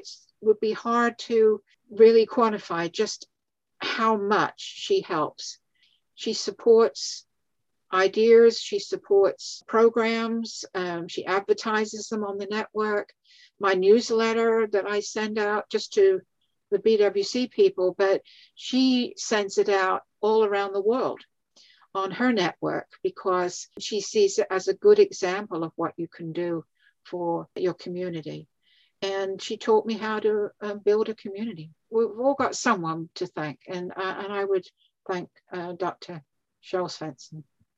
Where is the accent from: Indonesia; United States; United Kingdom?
United Kingdom; England; moved away; the highlights of my whole career of doing this life story writing was when I was invited back to my home country of England about 3 years ago